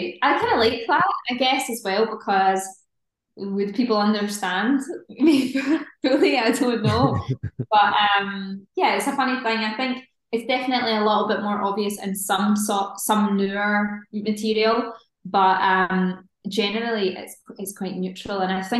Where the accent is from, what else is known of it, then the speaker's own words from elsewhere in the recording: Scotland, United Kingdom; I think it's just a sort of a regional thing depending on where you are in Scotland. My accent's pretty neutral, but I've worked on it as well from when I was younger just to neutralize it a little bit